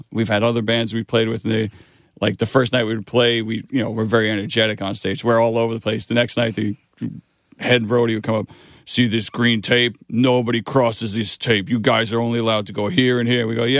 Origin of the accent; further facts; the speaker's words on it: Queens, New York, United States; now in New Jersey, United States; But the area I moved in, Jersey, it reminds me of the neighborhood we grew up in Queens.